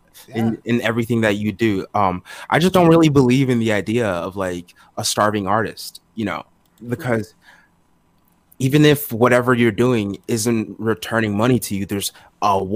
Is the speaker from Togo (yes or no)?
yes; Togo; I was born in Togo. It's between Benin and Ghana over in West Africa